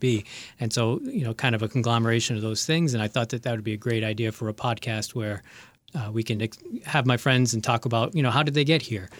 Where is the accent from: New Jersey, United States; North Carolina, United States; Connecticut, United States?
Connecticut, United States; moved away; also born or lived in Lowell, Massachusetts; I'm from Connecticut, so I ended up getting, uh, in-state tuition